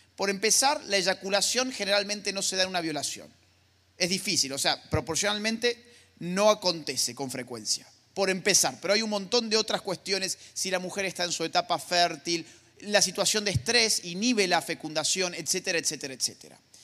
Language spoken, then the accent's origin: Spanish; Argentina; mi país, Argentina